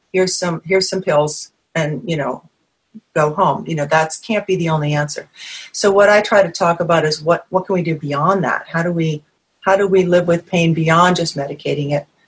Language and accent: English; New England, United States; moved away; I'm from New England originally.